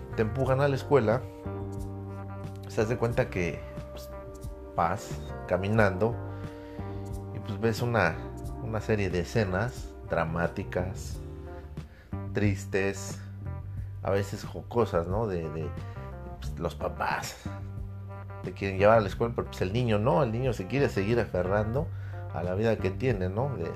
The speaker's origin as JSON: {"language": "Spanish", "country": "Mexico", "said": "como buen patriota, como buen mexicano"}